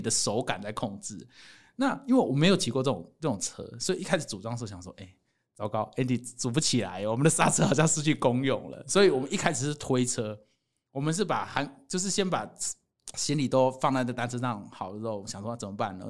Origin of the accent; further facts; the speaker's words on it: Taiwan; 我是台湾人